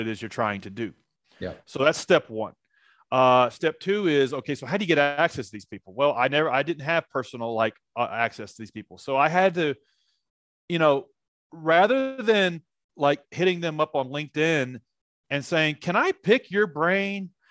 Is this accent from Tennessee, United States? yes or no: yes; Nashville, Tennessee, United States; I'm from Nashville, Tennessee